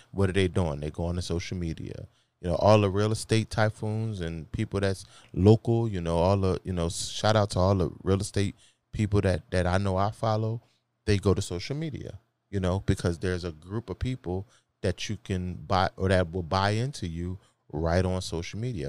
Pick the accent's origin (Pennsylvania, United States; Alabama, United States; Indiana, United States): Pennsylvania, United States; Philadelphia; I'm from Philly.